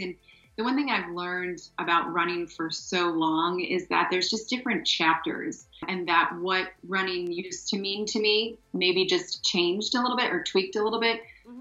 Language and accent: English; Ohio, United States; moved away as an adult; So I grew up in Ohio, went to college in Ohio, married my track cross country college sweetheart